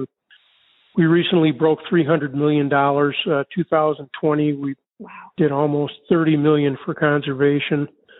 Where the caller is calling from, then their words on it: Arizona, United States; Today we're near, we're near the Biosphere. If people remember Biosphere 2 out by Oracle, between Catalina and Oracle, Arizona.